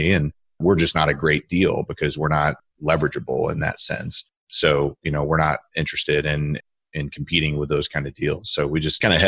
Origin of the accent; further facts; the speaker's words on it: Akron, Ohio, United States; I'm from Akron, Ohio.